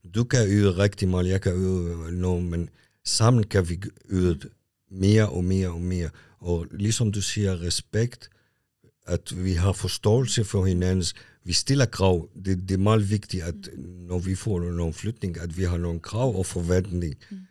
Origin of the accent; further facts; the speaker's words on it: Lebanon; now in Kalundborg, Denmark; jeg er født i Libanon. Mm. Jeg kom også som en flytning og har været i Kalamborg i 35 år